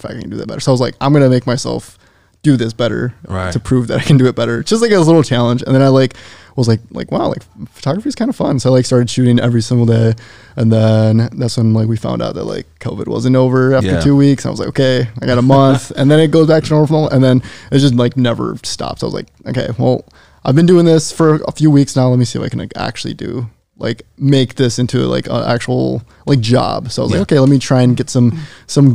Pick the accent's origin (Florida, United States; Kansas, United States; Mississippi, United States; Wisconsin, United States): Wisconsin, United States; moved away as an adult; now in California, United States; my hometown's 20,000 people